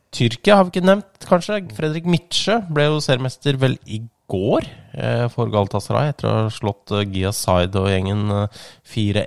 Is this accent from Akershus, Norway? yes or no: yes; Ski, Akershus, Norway; jeg er jo fra Ski